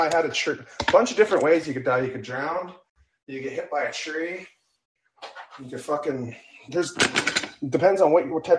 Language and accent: English; West Coast of Canada, Canada; I'm from Canada, West Coast.